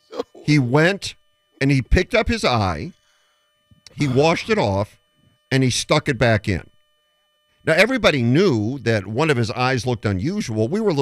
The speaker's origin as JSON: {"language": "English", "town": "Phoenix", "region": "Arizona", "country": "United States", "tie": "born or raised there", "also_born_or_lived": "Detroit, Michigan", "said": "I was born in Detroit, but then grew up in Phoenix."}